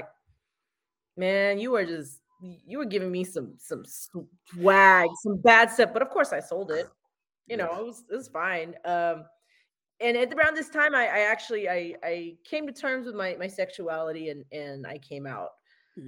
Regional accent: United States; I'm American

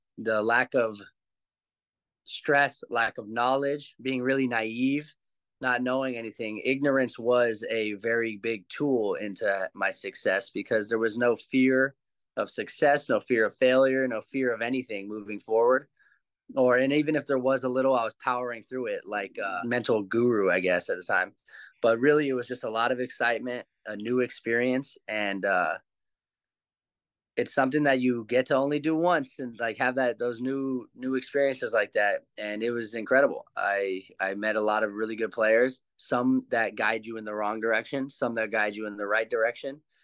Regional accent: Santa Monica, California, United States; growing up in Santa Monica, California is why that happened. I grew up in an area surrounded by that essence of type of people.

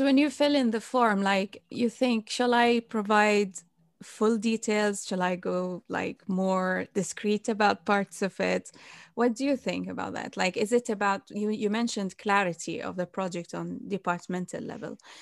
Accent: Bahrain; moved away; I wanted to do in my home country in Bahrain

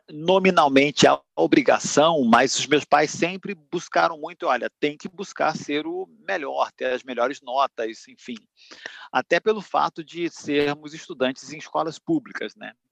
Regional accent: Duque de Caxias, Rio de Janeiro, Brazil; Eu sou nascido e criado no Rio de Janeiro, eu sou de Duque de Caxias, da Baixada Fluminense, de uma família de cinco, cinco filhos.

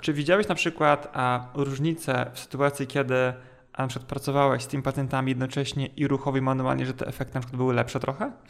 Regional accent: Poland; Ja mówię, no ogólnie jakby połowa drogi pomiędzy Warszawą i Mustokiem

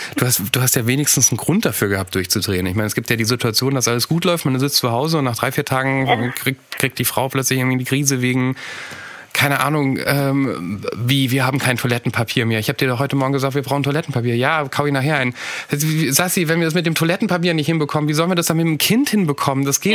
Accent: Rhenish Hesse, Rhineland-Palatinate, Germany; ich komme aus Reuhesse. Wir haben Probleme mit den Explosivlauten.

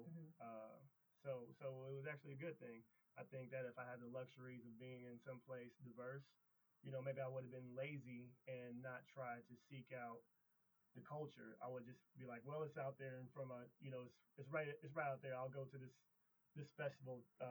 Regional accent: Springfield, Midwest, United States; born or raised there

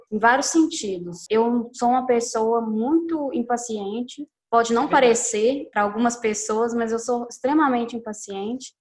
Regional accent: Belo Horizonte, Minas Gerais, Brazil; sou de BH também

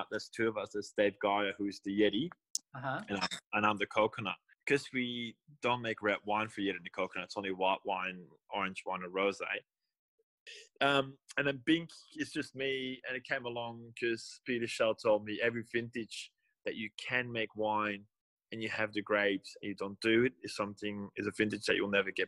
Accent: Antwerp, Flanders, Belgium; moved away as an adult; also born or lived in Sydney, Australia; now in South Australia, Australia; I'm born and raised in Belgium. I'm from the north, from Antwerp

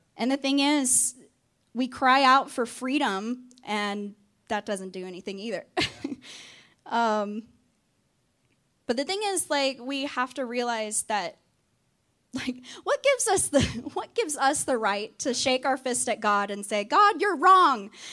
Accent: Arkansas, United States; also born or lived in Texas; now in North Carolina, United States; I am originally from Arkansas

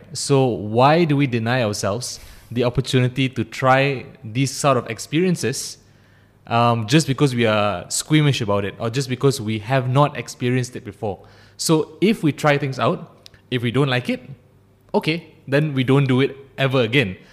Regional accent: Ampang, Selangor, Malaysia; also born or lived in Cheras; I, I grew up in, uh, in Ampang. Um, then I moved to Cheras. So I've been in the Klang Valley for my entire life

